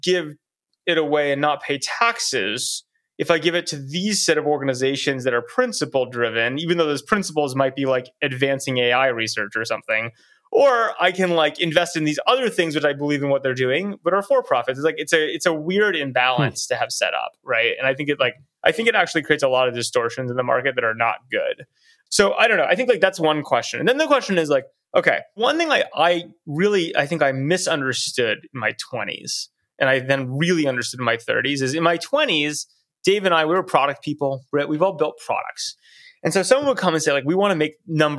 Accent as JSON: {"language": "English", "country": "United States", "said": "as American"}